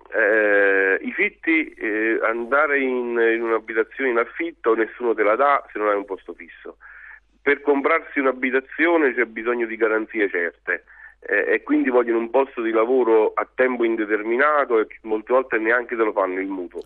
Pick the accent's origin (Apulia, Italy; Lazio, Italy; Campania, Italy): Campania, Italy; Prata di Principato Ultra; io che sono di Avellino, preciso di un paesino che si chiama Prato di Principato Ultra